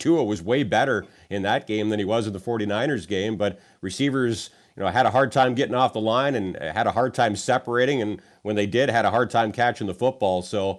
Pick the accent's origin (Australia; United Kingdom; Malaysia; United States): United States; Bills territory, New York; I was a Dolphins fan growing up in Bills territory.